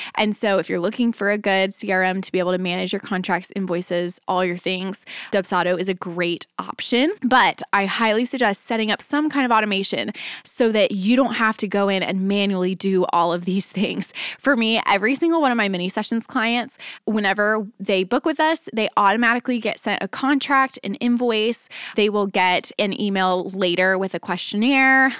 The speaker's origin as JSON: {"language": "English", "town": "Dallas", "region": "Texas", "country": "United States", "tie": "born or raised there", "moved": "yes", "lives_now": "Nashville, United States", "said": "I grew up, I was born and raised in Dallas, and ended up moving from Dallas to Nashville"}